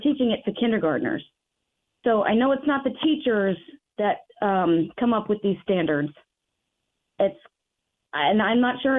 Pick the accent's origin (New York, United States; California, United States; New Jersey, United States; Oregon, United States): New Jersey, United States; It was my first year of teaching, but I came from New Jersey and their education system.